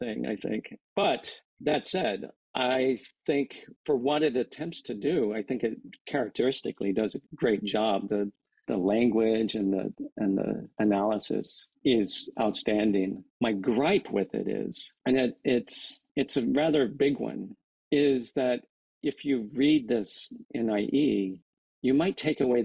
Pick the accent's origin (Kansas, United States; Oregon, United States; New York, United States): Kansas, United States; moved away; growing up in Kansas, my relatives there